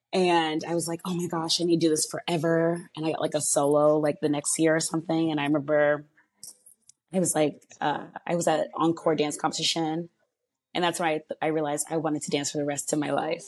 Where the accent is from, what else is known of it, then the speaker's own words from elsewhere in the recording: Charleston, South Carolina, United States; as they said. My pronouns are she, her, hers. And I'm originally from South Carolina, Charleston to be exact.